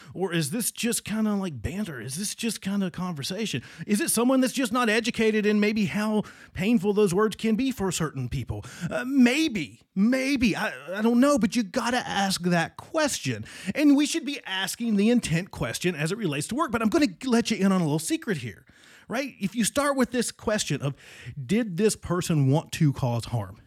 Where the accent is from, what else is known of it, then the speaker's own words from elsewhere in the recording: Southwestern Virginia, United States; moved away; my hometown in Southwestern, not West Virginia, Southwestern Virginia.